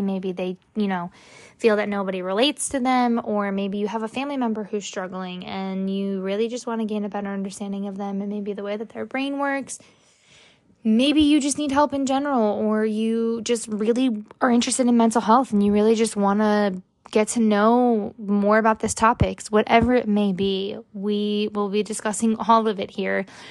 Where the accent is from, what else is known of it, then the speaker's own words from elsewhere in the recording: New Jersey, United States; also born or lived in Florida; I am from New Jersey. I was born in New Jersey. I do live in Middletown